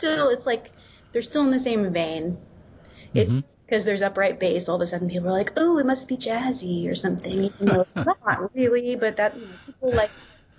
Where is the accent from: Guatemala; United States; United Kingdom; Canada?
United States; Oklahoma; born there; So I am from Oklahoma.